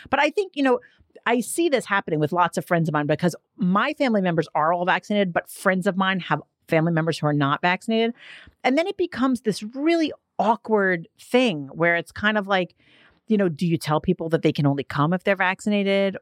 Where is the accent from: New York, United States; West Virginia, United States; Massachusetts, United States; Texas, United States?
New York, United States; New York City; I'm from Staten Island